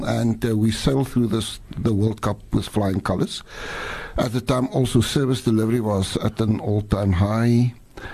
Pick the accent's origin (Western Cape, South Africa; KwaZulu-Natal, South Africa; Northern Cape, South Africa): Western Cape, South Africa; Ashton; accent: Afrikaans English; first language Afrikaans; English is a second language; also born or lived in Swellendam / Ravensmead, Cape Town; now in Cape Town, South Africa; Born in a small town called Swellendam.